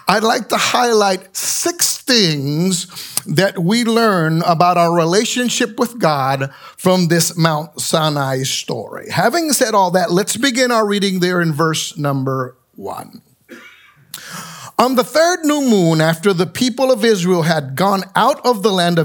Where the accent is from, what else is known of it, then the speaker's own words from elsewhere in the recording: San Juan, Puerto Rico; moved away; I grew up in San Juan, Puerto Rico